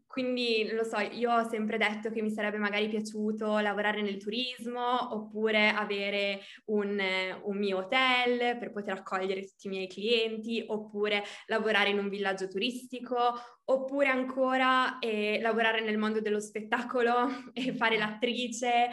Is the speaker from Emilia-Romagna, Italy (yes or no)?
yes; Reggio Emilia, Emilia-Romagna, Italy; also born or lived in Argentina; sono nata a Reggio Emilia, quindi sono emiliana